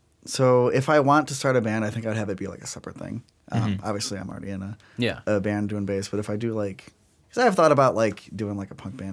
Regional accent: Sugar Grove, Illinois, United States; I think it's easy to say like, oh, I'm like from Chicago because people know where that is.

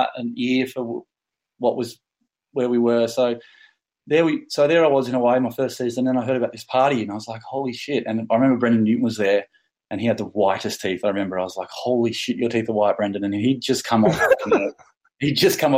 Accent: Bermagui, New South Wales, Australia; I'm from Bermagui

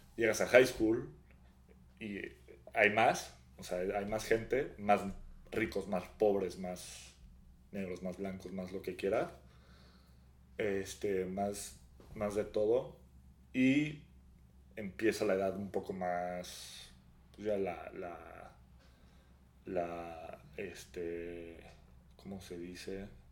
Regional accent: Mexico; moved away; also born or lived in Naperville, Illinois, United States; mexicano, mexicano de, de, México, no que segunda generación o tercera generación.

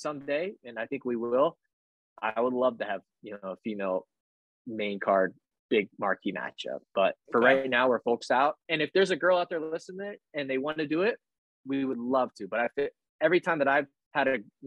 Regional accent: small lake town near Rathbun Lake, Iowa, United States; moved away as an adult; it's a lake town where I'm from. And so there, you know, Rathbun Lake's down there

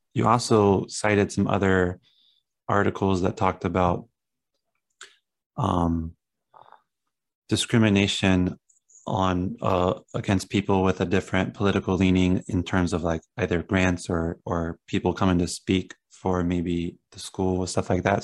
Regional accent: Southern Ohio, United States; moved away; I come from Ohio, like Southern Ohio in the country

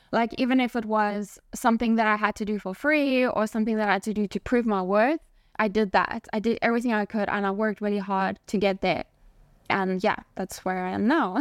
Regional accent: South Africa; moved away as an adult; also born or lived in Spain / Barcelona, Spain; being born and raised in South Africa

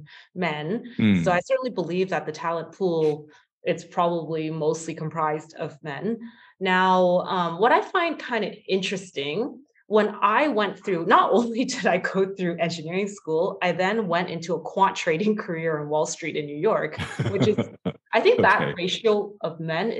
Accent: Waterloo, Ontario, Canada; I was so excited in high school to actually go to Waterloo, even though it was my hometown.

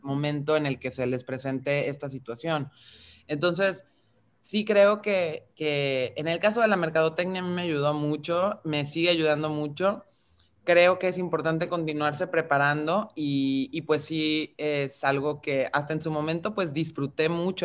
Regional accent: Mexico; tenemos por contexto identitario como mexicanas, como mexicanos

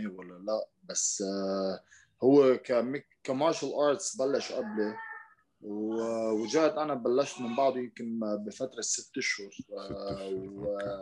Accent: Lebanon; عندنا بلبنان

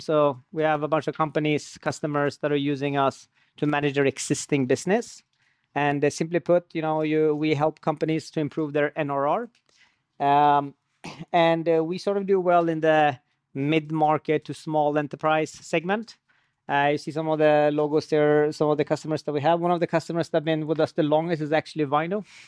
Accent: Sweden; moved away as an adult; also born or lived in Iran; now in United States; So I was born in Iran, and I, and I lived most of my life in Sweden. And ten years ago, uh, I moved to the U S

